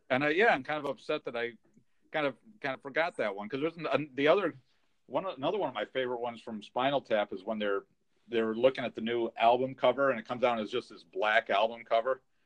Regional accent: California, United States; I grew up in California

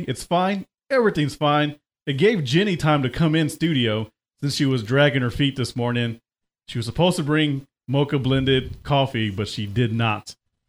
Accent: South Texas, United States; now in Altus, United States; I am from South Texas, and I do like Tejano music.

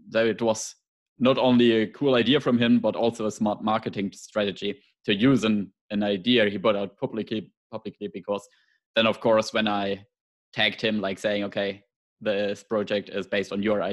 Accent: Germany; English is a second language; you can Very probably cool. hear from my accent

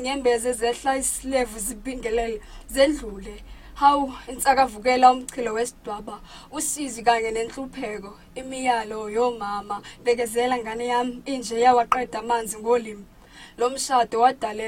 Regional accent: South Africa; I come from Summer Paper Village. It's a very small place, still developing, of course.

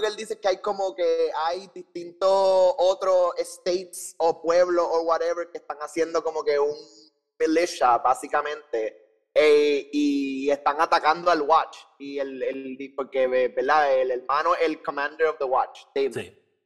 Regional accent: San Juan, Puerto Rico; Nací en San Juan, Puerto Rico, en el Hospital Auxilio Mutuo.

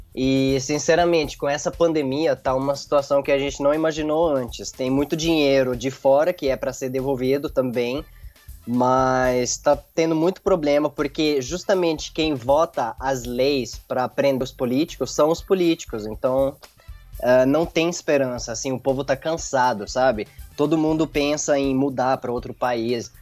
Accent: Lebanon; Portuguese is a second language; o libanês gosta muito de festa, sabe? A gente gosta de se divertir

